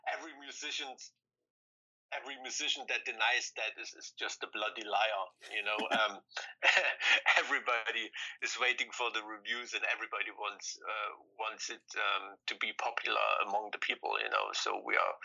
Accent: East Germany, Germany; we're from East Germany. We grew up behind the Iron Curtain

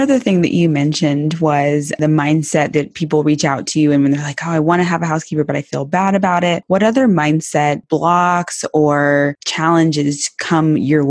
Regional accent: Texas, United States; I'm from Texas and I didn't grow up with horses

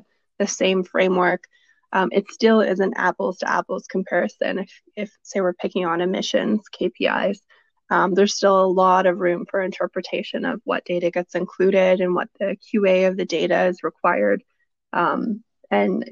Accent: Vancouver, British Columbia, Canada; moved away as an adult; also born or lived in Toronto; now in Calgary, Canada; growing up in Vancouver and a little bit of my childhood in Toronto

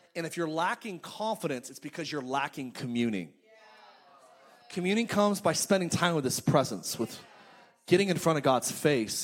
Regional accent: Palmdale, California, United States; moved away as an adult; now in Orange County, United States; my hometown. I'm from I'm from Palmdale in Lancaster, California

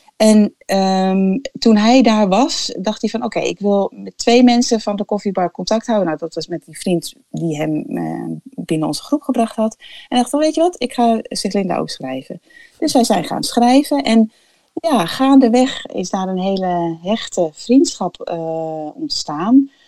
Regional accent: Bussum, North Holland, Netherlands; moved away as an adult; also born or lived in Cameroon; Ik ben opgegroeid in Bussum, in een christelijk gezin

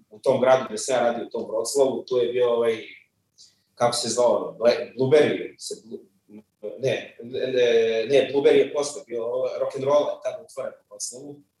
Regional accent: Belgrade, Serbia; rođen sam u Beogradu, u Zemunu, odrastao u Beogradu

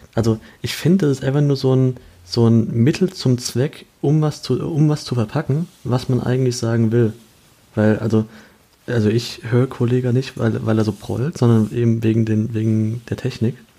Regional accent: Kaiserslautern, Rhineland-Palatinate, Germany; meine Heimatstadt Kaiserslautern

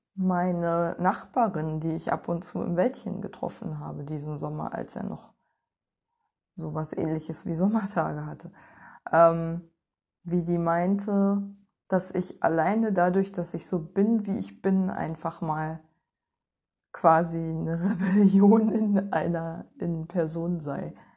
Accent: East Germany, Germany; Ich bin Ostdeutsche und nach der Wende sozialisiert worden

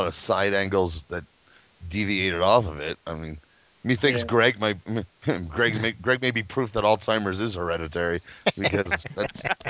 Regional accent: Kentucky, United States; I was born in Kentucky

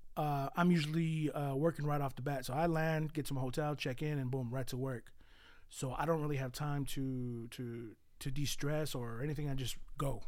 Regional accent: San Jose, California, United States; also born or lived in Mexico; I was born in Mexico. Um, I was brought here at three years old. Um, and I was born, oh, sorry, well, I was raised on the east side of San Jose

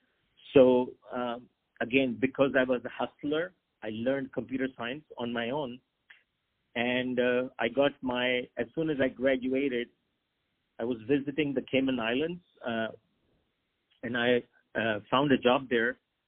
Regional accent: Pakistan; also born or lived in Hong Kong / China / Japan; I grew up, I wanted to be a doctor, and I'm from Pakistan. So Pakistan has a lot of doctors, as you may know. But I lived overseas. My dad was a banker, so we lived in Hong Kong and China and Japan.

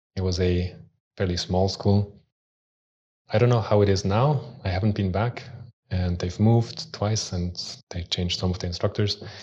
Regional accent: Switzerland; also born or lived in Austria; in Switzerland, where I grew up. I was born in Austria, but moved to Switzerland when I was three.

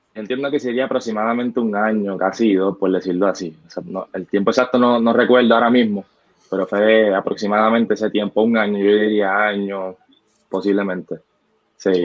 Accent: Loíza, Puerto Rico; also born or lived in Gurabo, Puerto Rico; soy natural de Loiza, nacido y criado allá

